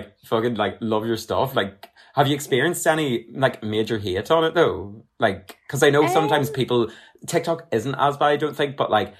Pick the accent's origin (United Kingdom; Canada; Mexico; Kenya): United Kingdom; Armagh, Northern Ireland; I'm originally from Armagh